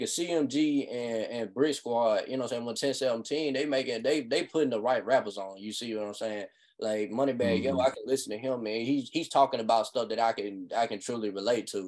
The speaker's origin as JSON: {"language": "English", "town": "Nashville", "region": "Tennessee", "country": "United States", "said": "I am from Nashville"}